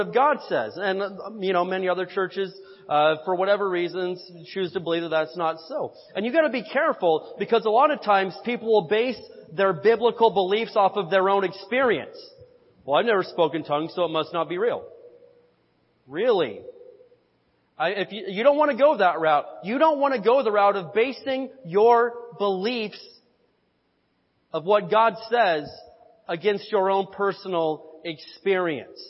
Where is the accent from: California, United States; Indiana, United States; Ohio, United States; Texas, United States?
Indiana, United States; a kid growing up in Indiana